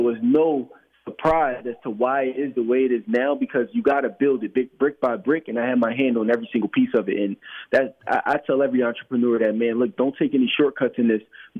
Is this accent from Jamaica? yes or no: no; Philadelphia, Pennsylvania, United States; I grew up in Philadelphia my entire life, and every single day when I would work downtown, when I used to work for the bank, I would walk by the Ritz-Carlton Hotel